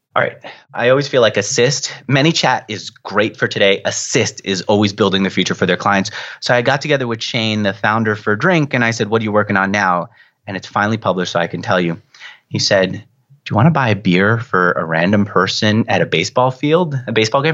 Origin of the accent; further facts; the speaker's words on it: New York, United States; I'm a New Yorker, I talk a mile a minute.